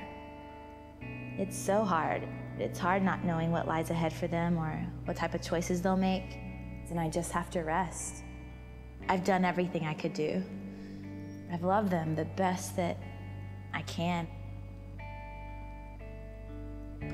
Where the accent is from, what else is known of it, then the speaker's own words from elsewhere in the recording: Georgia, United States; I grew up in Georgia, mostly at my grandmother's house, because my mom and dad were divorced